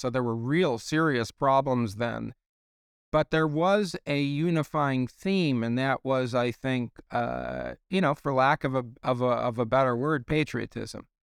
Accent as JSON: {"language": "English", "town": "Chicago", "region": "Illinois", "country": "United States", "said": "we're both from Chicago"}